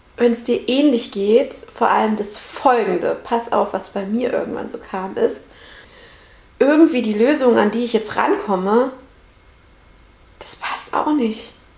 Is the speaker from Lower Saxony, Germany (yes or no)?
no; Central Hesse, Germany; now in Heidelberg area, Germany; ich komme aus Mittelhessen